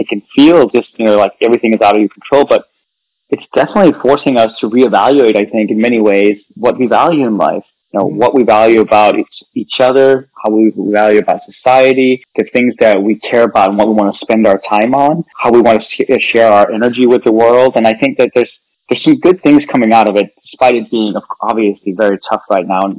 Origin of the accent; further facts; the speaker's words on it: Denmark; moved away as an adult; also born or lived in California, United States; now in United States; I was born and raised in Denmark, and I came right at the height of the dot-com boom to the United States.